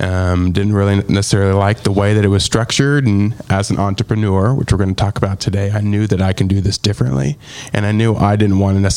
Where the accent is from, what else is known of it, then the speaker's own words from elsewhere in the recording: Pacific Northwest, Washington, United States; moved away as an adult; now in Nashville, United States; I grew up in the Pacific Northwest.